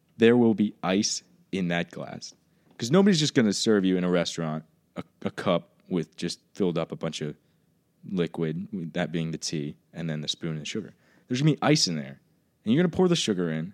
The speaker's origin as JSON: {"language": "English", "region": "Southwest Virginia", "country": "United States", "tie": "born or raised there", "also_born_or_lived": "New Jersey", "moved": "as an adult", "said": "I grew up in Virginia."}